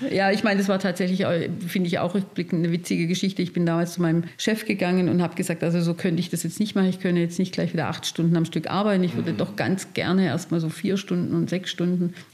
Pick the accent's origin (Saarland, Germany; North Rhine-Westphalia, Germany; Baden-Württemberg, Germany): Baden-Württemberg, Germany; Stuttgart; ich komme aus Stuttgart, und habe ich mir dann gleich in dem Raum eine Gruppe gesucht